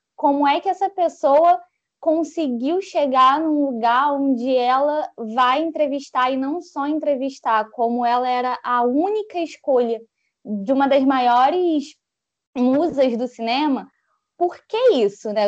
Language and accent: Portuguese; Rio de Janeiro, Brazil; carioca, 25 anos